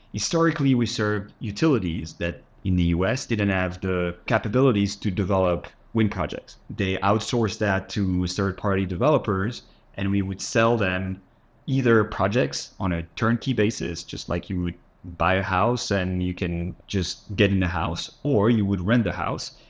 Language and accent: English; south of France, France; moved away as an adult; also born or lived in Paris, France; I was born in France, grew up in the south of France, moved to Paris to study